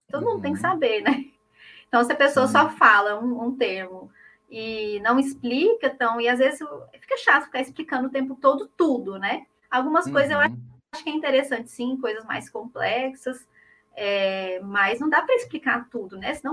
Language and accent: Portuguese; Uberaba, Minas Gerais, Brazil; cidade Uberaba, Minas.